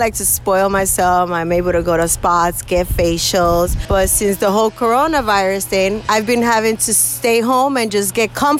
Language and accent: English; New York, United States; moved away as an adult; also born or lived in Miami, Florida; I'm Dominican, and both of my parents are Dominican. I was raised in New York and then moved to Miami at 19